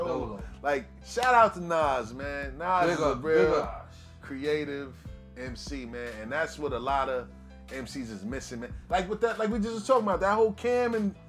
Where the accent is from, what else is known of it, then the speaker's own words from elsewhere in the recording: New York City, New York, United States; I'm from Queens. We all from Queens.